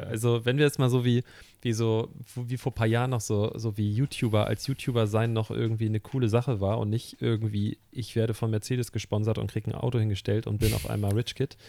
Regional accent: Hamburg, Germany; Ich bin gebürtiger Hamburger und ich lebe hier wirklich mein Leben lang

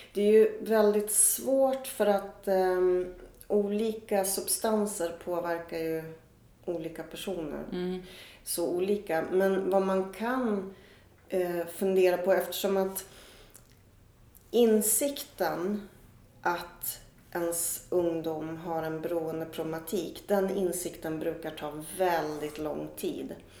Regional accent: Östersund, Jämtland, Sweden; när jag växte upp i Östersund

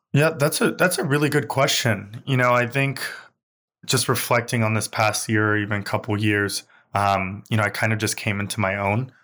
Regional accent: New York City, New York, United States; I grew up in Crown Heights

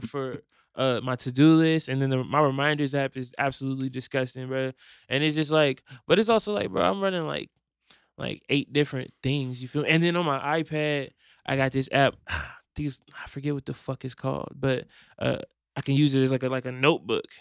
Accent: Fort Wayne, Indiana, United States; now in Indianapolis, United States; I'm from Fort Wayne, and Fort Wayne feels like a, a totally different world

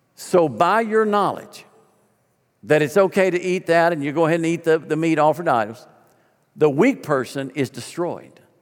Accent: Arkansas, United States; moved away as an adult; I'm a kid from Arkansas who paid my way through summers by hauling hay

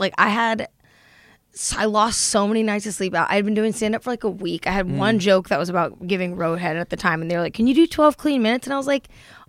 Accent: Tigard, Oregon, United States; moved away as an adult; also born or lived in San Diego; I grew up in Portland, Oregon, and then, well, technically Tigard.

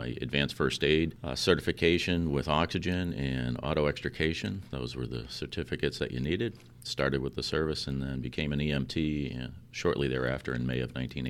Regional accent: New York, United States; now in Milford, United States; Originally, no. I'm from New York, and I'm a transplant from Chelmsford, New Hampshire, back in 1973.

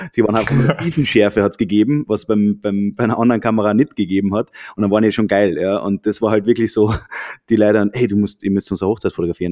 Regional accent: Austria; also born or lived in Germany; wir sind Österreicher, haben lange Zeit in Deutschland gewohnt

